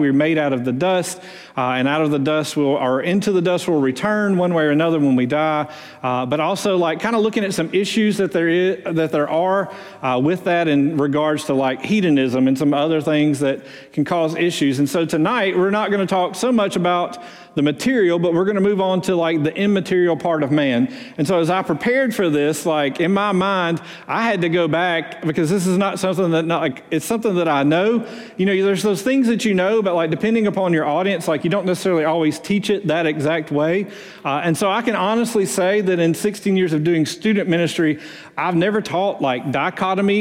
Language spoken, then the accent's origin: English; Muscle Shoals, Alabama, United States; moved away; also born or lived in Houston, Texas; I'm originally from Muscle Shoals